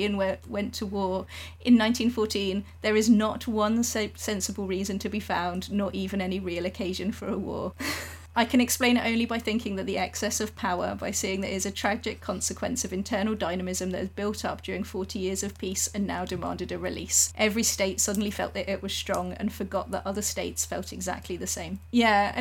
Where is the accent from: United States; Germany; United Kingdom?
United Kingdom; England; as an English person